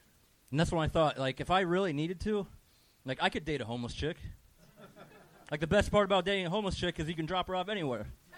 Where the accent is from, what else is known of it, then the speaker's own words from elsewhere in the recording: Ohio, United States; now in Orange County, United States; From Ohio.